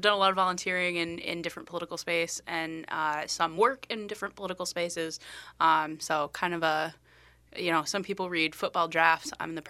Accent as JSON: {"language": "English", "region": "Iowa", "country": "United States", "tie": "born or raised there", "lives_now": "Minnesota, United States", "said": "I born and raised in Iowa, moved to Minnesota actually to work in politics and have kind of done a variety of different jobs in that aspect."}